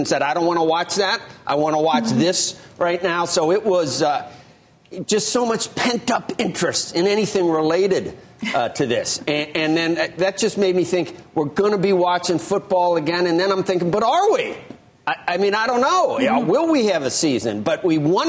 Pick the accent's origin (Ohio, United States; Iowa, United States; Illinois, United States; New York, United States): Ohio, United States; Southwestern; I'm from Southwestern Ohio